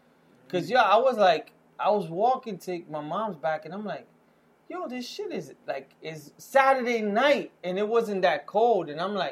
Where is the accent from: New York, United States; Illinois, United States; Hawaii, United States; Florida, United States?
New York, United States; New York City; moved away as an adult; also born or lived in New Jersey; We both were from the Heights, but we met in Jersey. We used to work in Jersey.